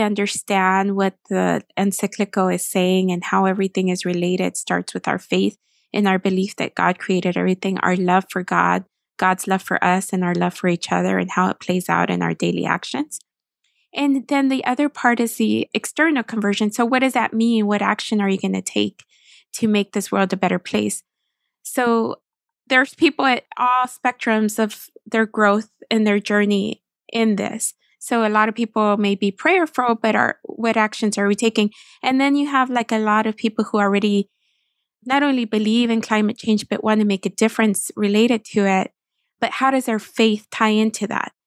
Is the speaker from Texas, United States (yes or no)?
yes; Texas, United States; moved away as an adult; now in Washington, D.C., United States; I am from Texas and lived in D C for more than a decade now